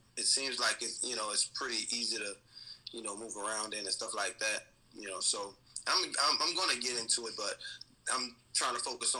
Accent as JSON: {"language": "English", "town": "New Orleans", "region": "Louisiana", "country": "United States", "tie": "born or raised there", "moved": "yes", "lives_now": "Nashville, United States", "said": "So I'm originally from New Orleans, Louisiana."}